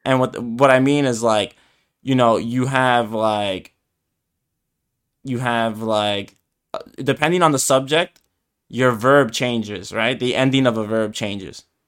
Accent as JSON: {"language": "English", "region": "New York", "country": "United States", "tie": "born or raised there", "first_language": "Spanish", "said": "I was born in the U S, like, in New York"}